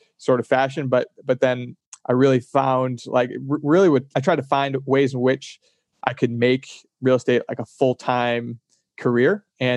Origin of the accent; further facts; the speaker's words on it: Chicago, Illinois, United States; moved away; also born or lived in Boston; I was out in Boston and I was from Chicago.